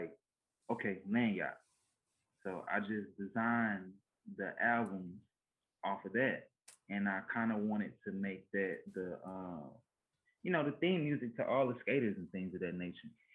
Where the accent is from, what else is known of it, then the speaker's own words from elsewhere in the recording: Louisiana, United States; I'm from Louisiana, we ain't never seen about it. I'm in the country, right? We got horses, cows, everything